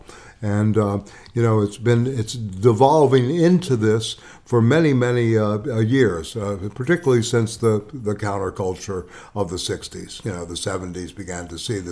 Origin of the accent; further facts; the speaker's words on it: the South, United States; When I was growing up in the South